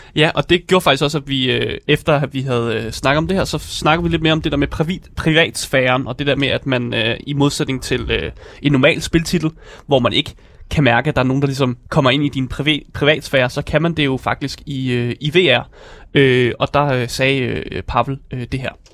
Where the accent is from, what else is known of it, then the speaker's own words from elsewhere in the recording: Denmark; vi som danskere